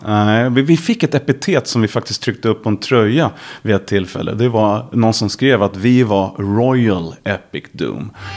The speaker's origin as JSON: {"language": "Swedish", "town": "Järfälla", "region": "Stockholm County", "country": "Sweden", "tie": "born or raised there", "said": "jag är ju uppvuxen eh, i västra Stockholm, Järfälla"}